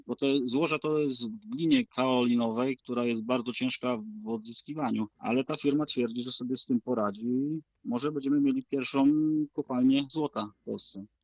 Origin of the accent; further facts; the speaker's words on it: Lower Silesian Voivodeship, Poland; tutaj u nas na Dolnym Śląsku